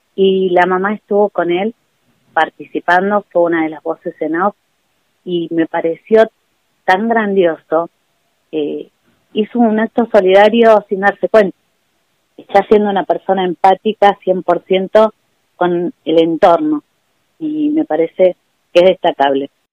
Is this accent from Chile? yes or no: no; Buenos Aires, Argentina; moved away as an adult; now in Capilla, Argentina; yo soy de Buenos Aires y hace casi 20 años que estoy viviendo en Capilla